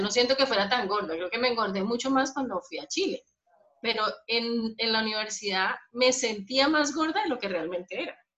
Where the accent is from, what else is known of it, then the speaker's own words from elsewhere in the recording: Bogotá, Colombia; moved away as an adult; also born or lived in Bucaramanga, Colombia; soy, soy de Bogotá